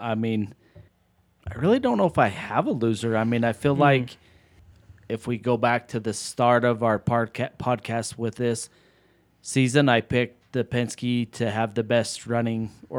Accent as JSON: {"language": "English", "town": "Las Vegas", "region": "Nevada", "country": "United States", "tie": "born or raised there", "said": "And, I mean, being from Vegas, growing up in the Southwest"}